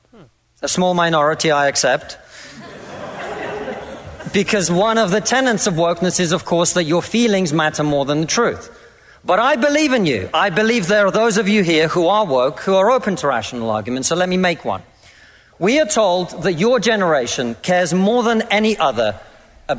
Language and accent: English; Russia; now in United Kingdom; I come from Russia, which is not a poor country.